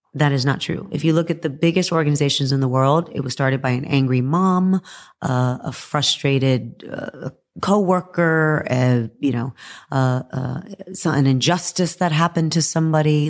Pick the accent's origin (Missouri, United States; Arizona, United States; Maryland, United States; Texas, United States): Texas, United States; I'm from Texas, so Texas is a football